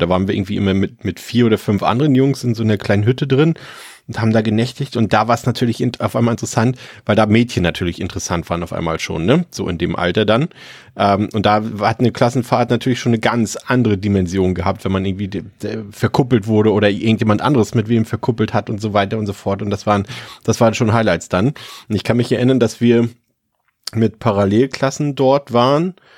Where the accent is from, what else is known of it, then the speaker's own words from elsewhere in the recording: Mecklenburg-Vorpommern, Germany; ich komme aus Mecklenburg-Vorpommern